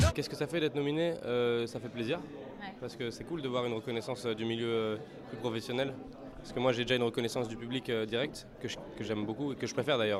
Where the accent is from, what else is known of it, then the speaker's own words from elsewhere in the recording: Paris, Île-de-France, France; J'habite à Paris, je suis né à Paris